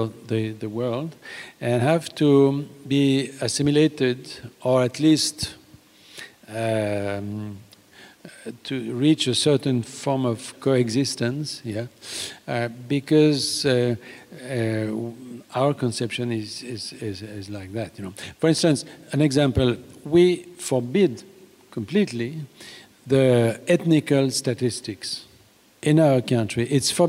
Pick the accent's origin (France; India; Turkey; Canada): France